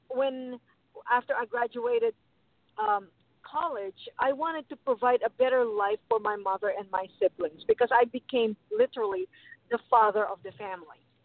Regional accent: Philippines; I was born in the Philippines

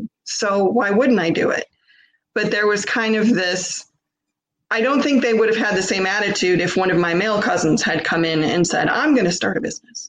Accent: Michigan, United States; I'm born and raised in Michigan, Midwest

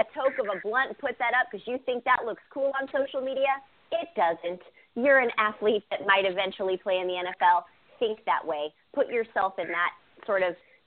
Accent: Bay Area, California, United States; growing up in the Bay Area, my family was divided.

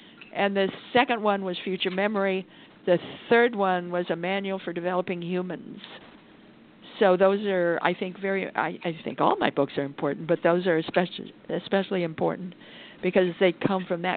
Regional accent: Idaho, United States; I come from Idaho.

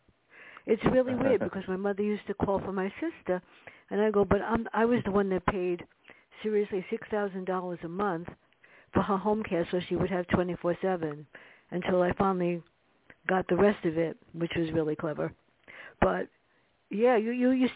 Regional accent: New York City, New York, United States; growing up in the South Bronx

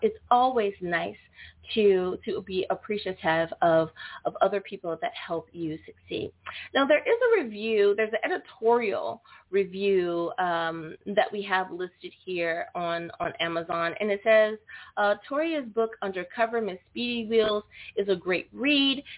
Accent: United States; my home country, the good old U.S.

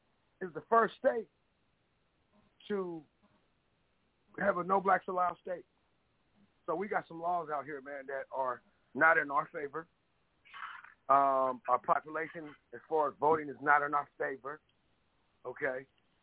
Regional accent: Portland, Oregon, United States; I'm from Portland, Oregon, man, where our black population is less than 4.6%, okay?

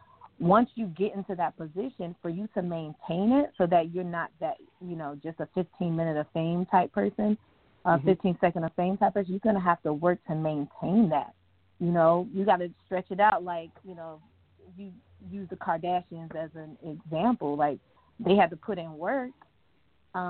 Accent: Fort Myers, Florida, United States; now in Tampa, United States; I'm originally from Fort Myers

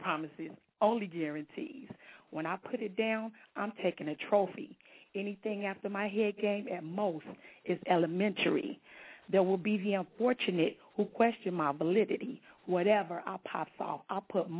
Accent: Long Beach, California, United States; I'm from Long Beach, California, repping the LBC

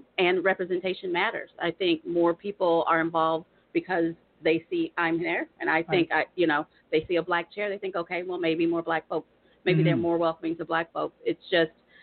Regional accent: Tulsa, Oklahoma, United States; also born or lived in Virginia; I was born in Virginia, but I was raised in the Oklahoma City area.

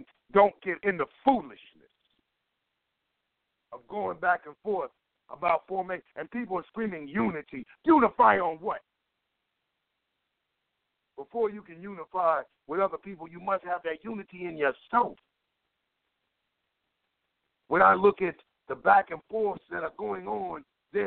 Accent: Cleveland, Ohio, United States; I'm from Cleveland

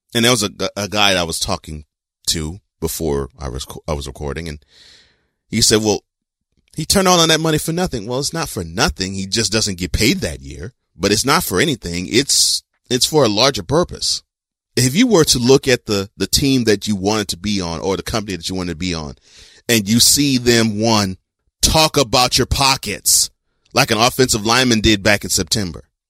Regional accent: Texas, United States; moved away; growing up in Texas

